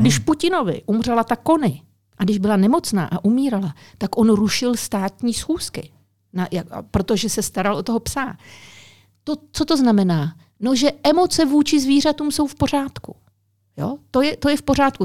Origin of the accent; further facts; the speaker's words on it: Czechia; Češi taky mají strašně rádi psy, jo. Jsme národ, který každý má pomalu psa nebo kočku